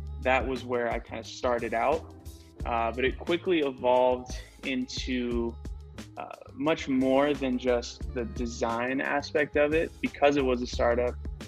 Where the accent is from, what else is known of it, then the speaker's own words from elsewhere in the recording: Oxnard, California, United States; born there; also born or lived in Washington / Uruguay / Idaho / Illinois; I was born in Oxnard, California, 23 years old. I'm actually a military brat, meaning my dad was in the Navy. So I moved around a lot, lived in California, Washington, Uruguay, Idaho, Illinois.